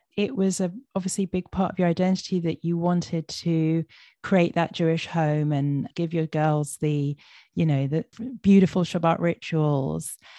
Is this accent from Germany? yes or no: no; London, United Kingdom; I grew up in London with Safaadi Israeli mother